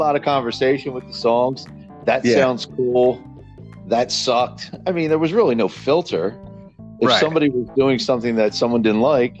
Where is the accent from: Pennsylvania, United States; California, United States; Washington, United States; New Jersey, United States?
New Jersey, United States; Pennsauken; I grew up on Homestead by Canals and Route 38.